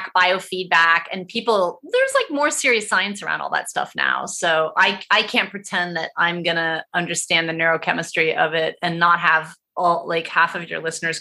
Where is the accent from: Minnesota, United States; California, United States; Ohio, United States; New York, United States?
Ohio, United States; now in Los Angeles, United States; I'm raised from Ohio